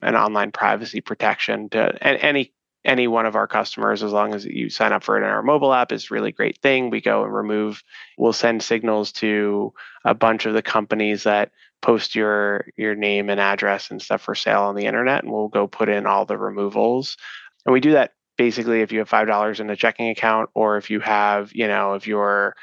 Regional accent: New York City, New York, United States; moved away as an adult; now in Chicago, United States; growing up in New York City

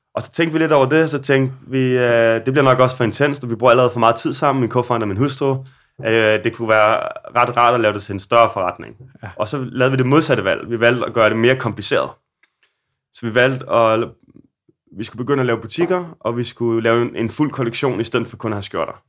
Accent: Denmark; now in Copenhagen, Denmark; der hvor jeg voksede op i Solo

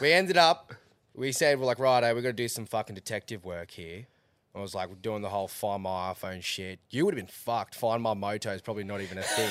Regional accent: Australia

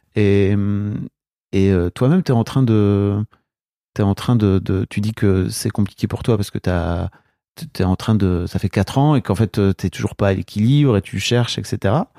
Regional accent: the North, Hauts-de-France, France; Moi, je viens du Nord

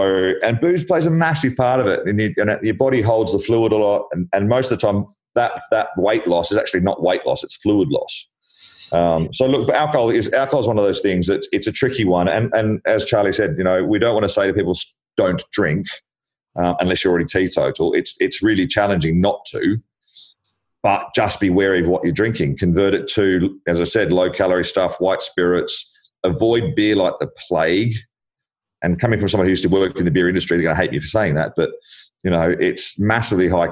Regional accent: Australia; now in London, United Kingdom; I'm Australian

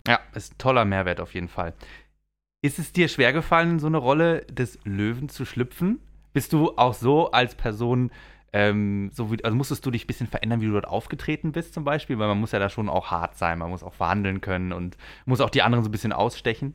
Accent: the region around Europa-Park, Baden-Württemberg, Germany; ich war natürlich oft auch als Kind hier, ich komme auch aus der Region

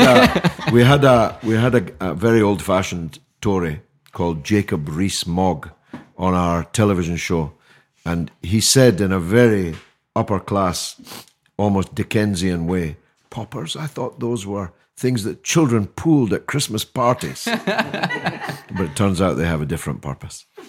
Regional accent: Scotland, United Kingdom; now in London, United Kingdom; I speak as a Scotsman

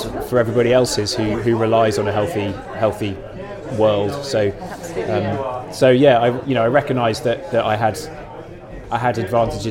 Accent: Devon, South West England, United Kingdom; moved away as an adult; also born or lived in Scotland; now in Lake District, United Kingdom; growing up in Devon, it's a beautiful place, but it is quite busy.

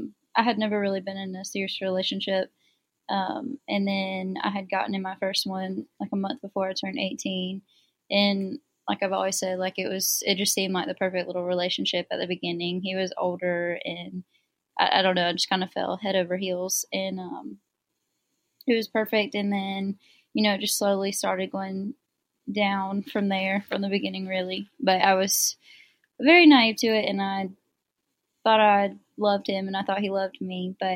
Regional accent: Greenville, South Carolina, United States; Greenville, South Carolina.

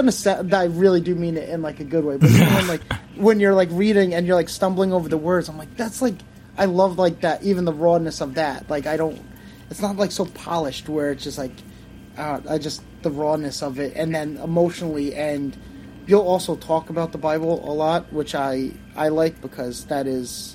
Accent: Long Island, New York, United States; I'm from Long Island

